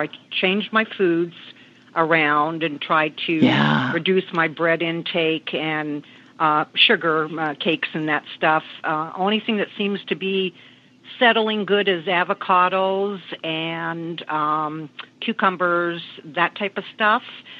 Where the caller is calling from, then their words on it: Palm Springs, California, United States; I'm calling from Palm Springs, California.